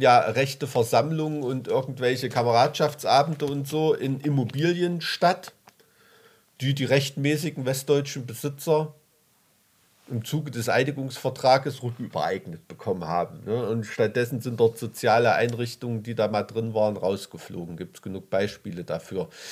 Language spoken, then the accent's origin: German; Weimarer Land, Thuringia, Germany; aus dem Weimarer Land